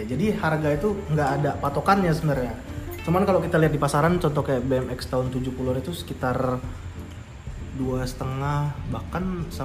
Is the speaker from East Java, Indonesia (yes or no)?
yes; Surabaya, East Java, Indonesia; dulu pas SD karena aku SD di Surabaya dulu tuh anak seumuran umur dari sekitar berapa ya 10 bahkan sampai anak kuliahan tuh banyak yang naik sepeda dulu